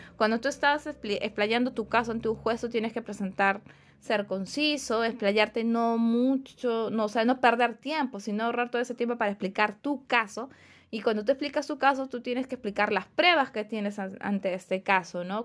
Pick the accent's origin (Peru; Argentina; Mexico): Peru; nosotros como peruanos